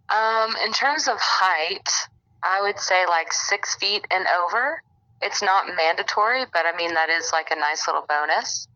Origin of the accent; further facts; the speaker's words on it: Alabama, United States; I'm from Alabama, and I'm 25.